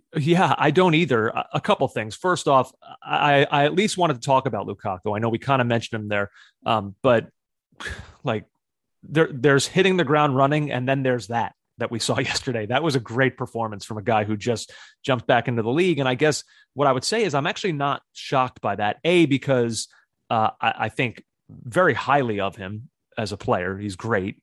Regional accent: United States; American fans

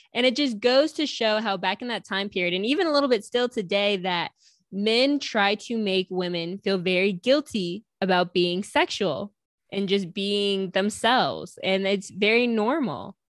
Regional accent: New York, United States; I'm from New York

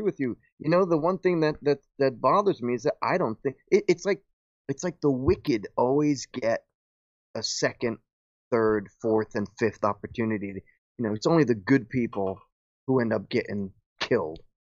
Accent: Paterson, New Jersey, United States; I was born and raised in Patterson

